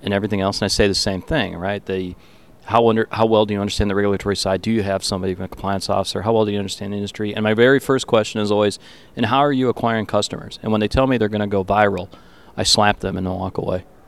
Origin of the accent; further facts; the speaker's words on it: Detroit, Michigan, United States; accent: Canadian; I grew up in Detroit